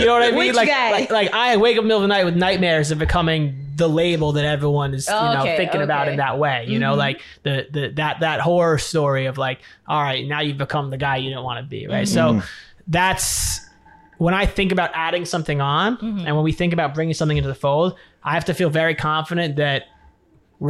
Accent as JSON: {"language": "English", "town": "New York City", "region": "New York", "country": "United States", "tie": "born or raised there", "moved": "yes", "lives_now": "California, United States", "said": "I grew up in New York City originally. I live in California now"}